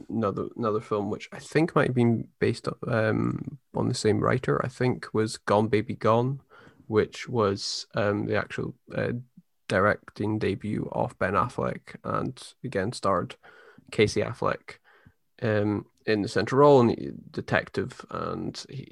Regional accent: Scotland, United Kingdom; growing up in Scotland

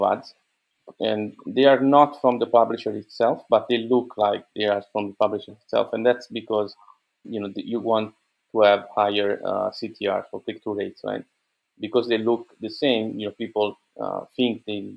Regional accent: Italy; I'm an entrepreneur from Italy

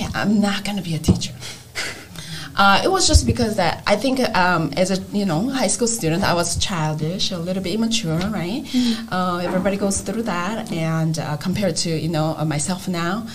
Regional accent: South Korea; English is a second language; moved away as an adult; now in United States; I grew up in Korea, so I had to go through the education system in Korea

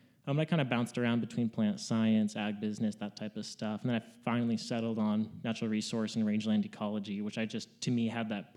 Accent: between Sacramento and Lake Tahoe, California, United States; moved away as an adult; now in Montana, United States; So originally, I'm from California. Good old West Side is the best side. I grew up about 45 minutes out of Sacramento and 45 minutes out of Lake Tahoe.

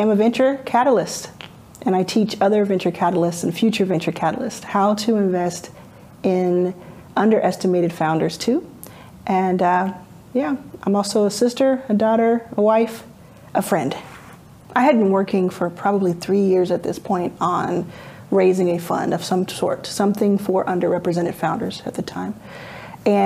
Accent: Dallas, Texas, United States; moved away; also born or lived in Jackson, Mississippi; I grew up in Dallas, Texas.

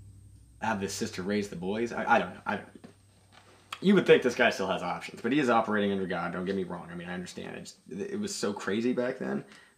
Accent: United States; I'm American

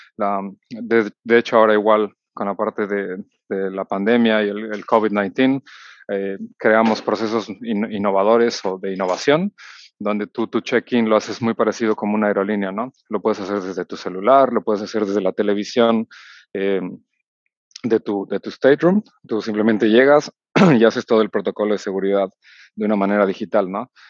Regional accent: Mexico City, Mexico; soy originario de la Ciudad de México

